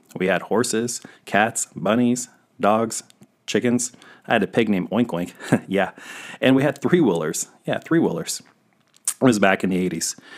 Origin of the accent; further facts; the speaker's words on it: Derby Acres, California, United States; also born or lived in Bakersfield, California; When I was two, my parents moved to Derby Acres